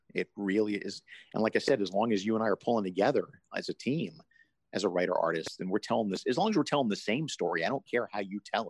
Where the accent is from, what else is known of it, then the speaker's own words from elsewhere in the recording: Deep South, United States; I grew up in the Deep South